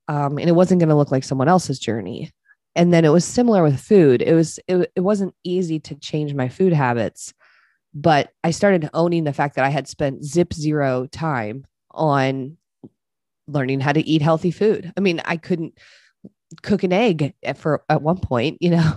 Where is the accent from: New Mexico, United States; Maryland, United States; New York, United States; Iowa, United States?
Maryland, United States; Eastern Shore of; moved away as an adult; I moved home to Maryland. I'm from the Eastern Shore of Maryland.